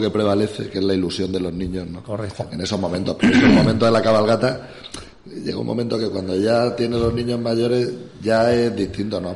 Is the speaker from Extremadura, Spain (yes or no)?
yes; Navalmoral de la Mata, Extremadura, Spain; moved away; estoy en mi pueblo